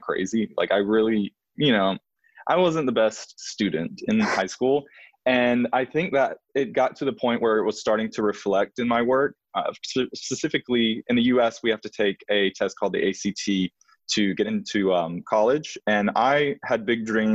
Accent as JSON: {"language": "English", "region": "Alabama", "country": "United States", "tie": "born or raised there", "also_born_or_lived": "New York", "moved": "yes"}